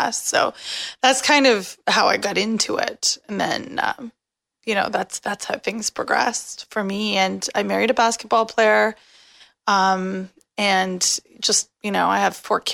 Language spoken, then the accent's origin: English; Canada; I'm Canadian